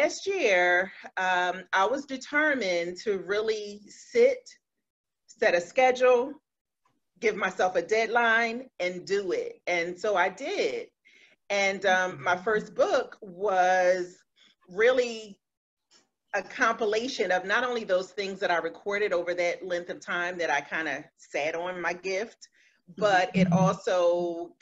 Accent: Philadelphia, Pennsylvania, United States; now in South Jersey, United States; I'm from Philadelphia, North Philly, to be specific, born and raised in Philly. I live in South Jersey now

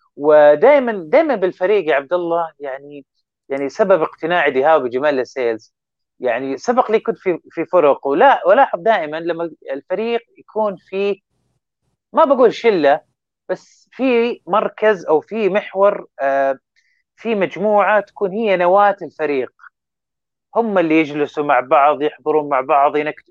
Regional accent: Saudi Arabia; ودنا يكون لنا دور اكثر كسعوديين

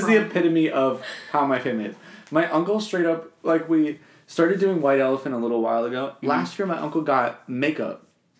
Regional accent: New Jersey, United States; moved away; my whole family, like we're from New Jersey

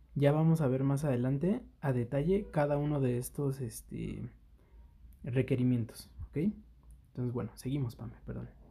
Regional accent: Mexico City, Mexico; Nosotros somos de la Ciudad de México

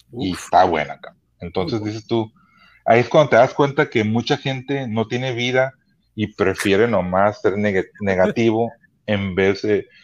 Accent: Los Angeles, California, United States; also born or lived in Sonora (family roots); now in Tijuana, Mexico; soy mexicano, crecí en Los Ángeles, pero estoy orgulloso de ser mis raíces mexicanas

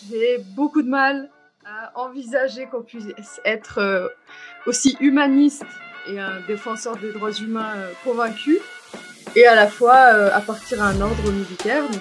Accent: Algeria; born there; moved away; also born or lived in Switzerland / France; Euh, je suis née en Algérie. Je suis partie au moment de la guerre civile et j'ai beaucoup bougé. J'ai vécu un temps en Suisse, un temps en France.

